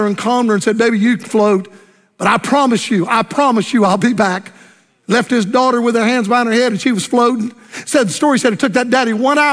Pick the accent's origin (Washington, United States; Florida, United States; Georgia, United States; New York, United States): Florida, United States; Tampa, Florida, my home state